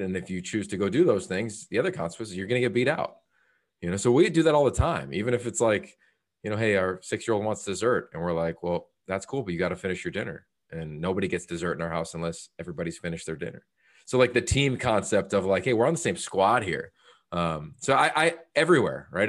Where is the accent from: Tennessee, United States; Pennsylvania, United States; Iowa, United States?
Pennsylvania, United States; Northeastern; moved away as an adult; also born or lived in Pittsburgh / Australia; growing up in Northeastern Pennsylvania, which is a pretty conservative community